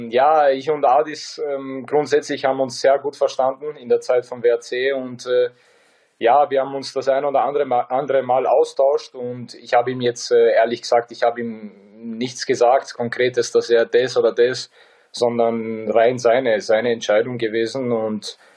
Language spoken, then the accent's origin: German; Bosnia & Herzegovina; Äh, mit 37 so, so Leistungen abzuliefern als, als Bosnier, es macht einfach, es macht einfach ähm, jeden stolz bei uns.